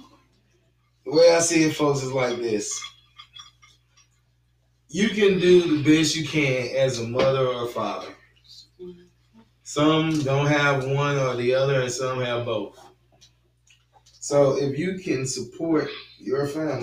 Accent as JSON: {"language": "English", "town": "St. Louis", "region": "Missouri", "country": "United States", "said": "we are straight from St. Louis"}